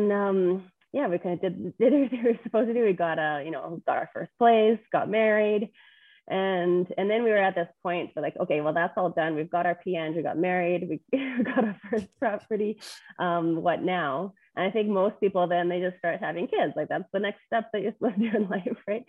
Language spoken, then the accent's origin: English; Edmonton, Alberta, Canada; I grew up in Edmonton, very pretty normal life